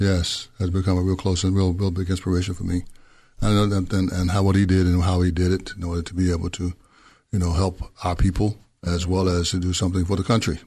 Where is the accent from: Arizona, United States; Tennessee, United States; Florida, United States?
Tennessee, United States; Memphis; I'm from Memphis, Tennessee. Grew up there